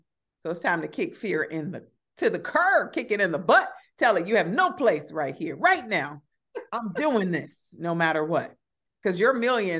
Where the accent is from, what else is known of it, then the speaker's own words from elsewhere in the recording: Chicago, Illinois, United States; growing up on the South Side of Chicago with limited resources, somehow I learned how to, even as a young person, launch my own businesses.